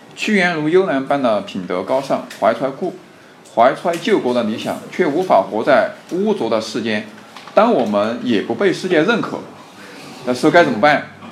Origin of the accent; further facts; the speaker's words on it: Sichuan, China; 我们四川也会方言吗